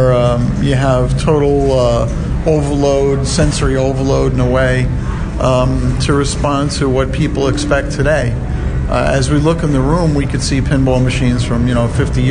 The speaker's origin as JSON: {"language": "English", "town": "New York City", "region": "New York", "country": "United States", "moved": "yes", "said": "I'm originally from Brooklyn"}